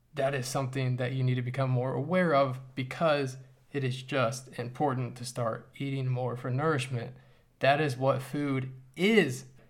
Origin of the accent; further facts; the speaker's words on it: United States; as an American